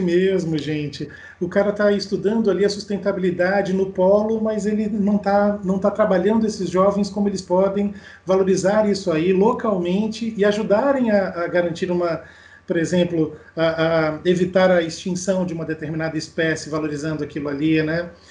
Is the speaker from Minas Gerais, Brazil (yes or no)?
no; Pernambuco, Brazil; moved away as an adult; also born or lived in Rio Grande do Sul / Rio de Janeiro; now in Niterói, Brazil; Eu sou gaúcho, criado em Pernambuco e que vive há 20 anos no Rio de Janeiro